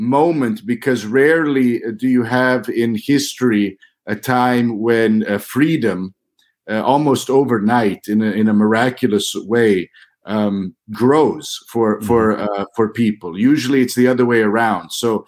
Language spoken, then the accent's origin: English; St. Joseph, Missouri, United States; I'm originally from Missouri, so your viewers should know I grew up just north of Kansas City on the border of Missouri and Kansas.